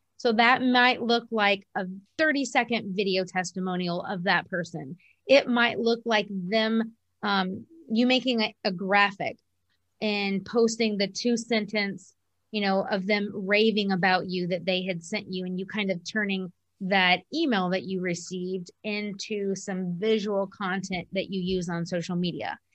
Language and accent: English; Columbia, South Carolina, United States; moved away as an adult; also born or lived in Kentucky; we ultimately moved in two thousand fourteen to my hometown in Columbia, South Carolina